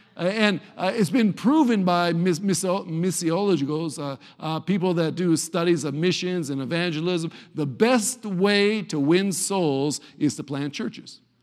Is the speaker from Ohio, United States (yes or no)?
yes; Cleveland, Ohio, United States; Cleveland, Ohio